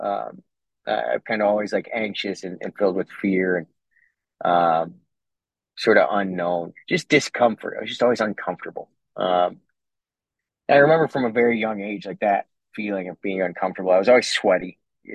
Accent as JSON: {"language": "English", "town": "Cleveland", "region": "Ohio", "country": "United States", "tie": "born or raised there", "said": "I was born in Cleveland"}